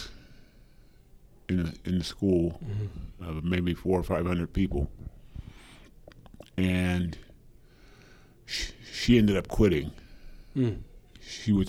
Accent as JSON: {"language": "English", "town": "Springfield", "region": "Ohio", "country": "United States", "tie": "born or raised there", "said": "I grew up on a small farm outside of Springfield, Ohio"}